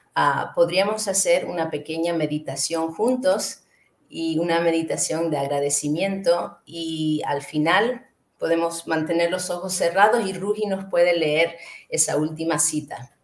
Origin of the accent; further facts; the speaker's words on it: Canary Islands, Spain; moved away; llevo muchos años fuera de donde yo crecí, que fue en las Islas Canarias